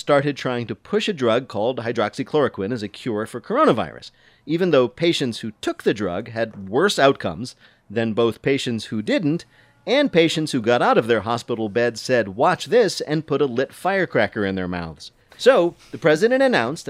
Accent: New Jersey, United States; I'm from New Jersey

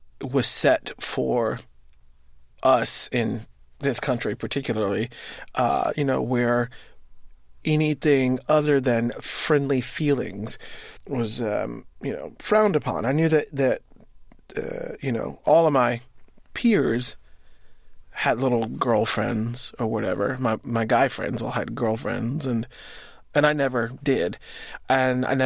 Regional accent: Winterville, Georgia, United States; also born or lived in Athens, Georgia; now in New York, United States; I was born in Athens, Georgia, but lived outside of Athens, Georgia in a little town called Winterville for most of my life.

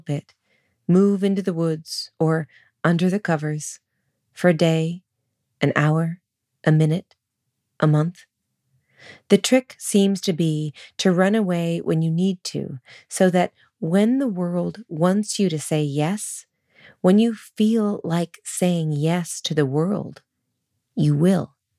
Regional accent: Sonoma, California, United States; moved away; also born or lived in New York City; Sonoma, my hometown

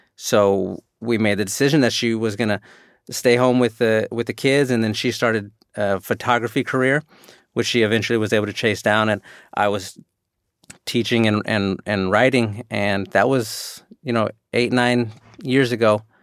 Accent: San Antonio, Texas, United States; also born or lived in Houston; where I grew up in San Antonio

